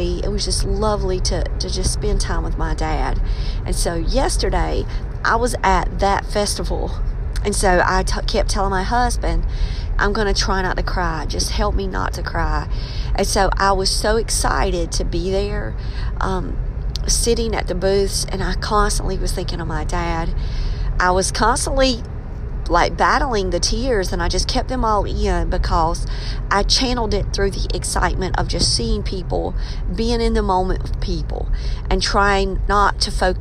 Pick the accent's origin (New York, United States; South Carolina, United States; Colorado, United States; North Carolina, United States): North Carolina, United States; Scotland County area; I'm from Scotland County area. Robeson County and Scotland County border each other.